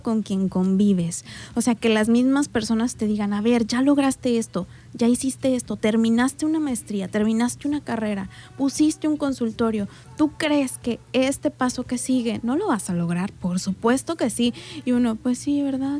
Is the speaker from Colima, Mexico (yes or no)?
yes; Colima, Mexico; moved away as an adult; now in Manzanillo, Mexico; No, no soy de aquí, yo soy de Colima.